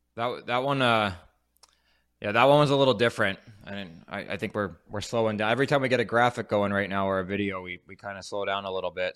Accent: New Jersey, United States; we're both from South Jersey.

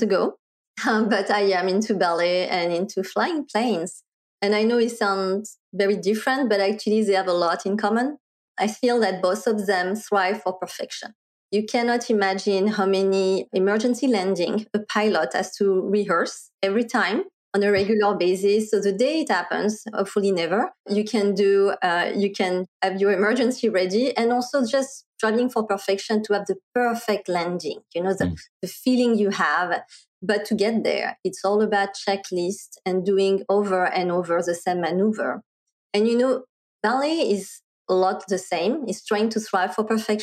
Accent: France; accent: French; English is a second language; moved away as an adult; also born or lived in Paris, France / Silicon Valley, United States; now in Bay Area, United States; I was originally born and raised in France

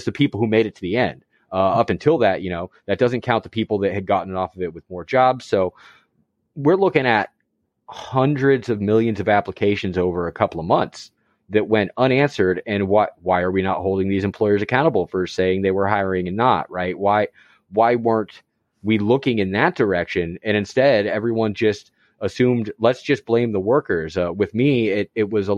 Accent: Florida, United States; as a Florida man myself

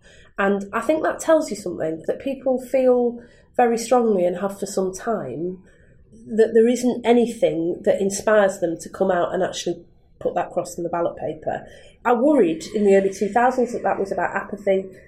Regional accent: Manchester, North West England, United Kingdom; I was born in Manchester in 1979, near Thatcher came to power. And when I was born, Manchester was much older than the surrounding towns like Wigan, Bury, Bolton, because the industry was in towns.

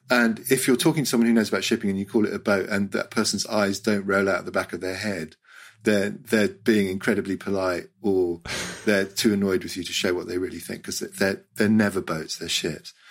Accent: Hong Kong; I grew up in Hong Kong, and in 1967 we were do a holiday.

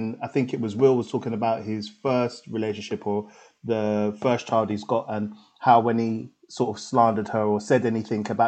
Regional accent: London, United Kingdom; I grew up in Tottenham.

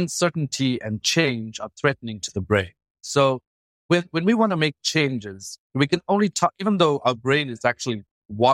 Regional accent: Durban, KwaZulu-Natal, South Africa; moved away as an adult; also born or lived in Stellenbosch; I grew up in Durban

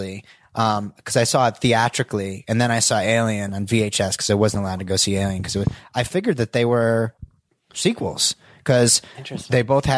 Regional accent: New Jersey, United States; I grew up in Northern New Jersey, and we used to go into Forbidden Planet, every other week in the village

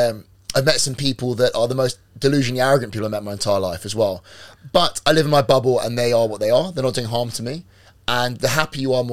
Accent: London, United Kingdom; moved away as an adult; now in Dubai, United Arab Emirates; I'm from London myself

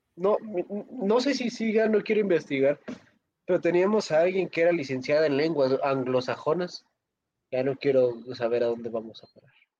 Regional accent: Pátzcuaro, Michoacán, Mexico; mi hermoso pueblo de donde soy, Pátzcuaro, Michoacán

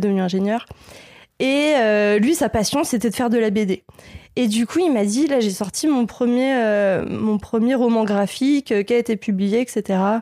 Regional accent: southern Essonne, Île-de-France, France; now in Lille, France; je viens du sud-sud du sud de l'Essonne

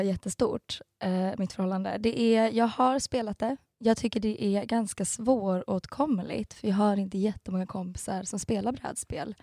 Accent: Stockholm, Stockholm County, Sweden; moved away as an adult; also born or lived in Gothenburg / London; now in Malmö, Sweden; Jag är egentligen stockholmare men har bott i Göteborg i fem år och sen i London ett halvår

